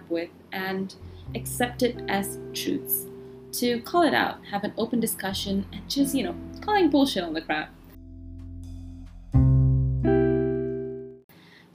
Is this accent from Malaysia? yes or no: yes; Malaysia; I am also Asian, and I grew up in Asia, in Malaysia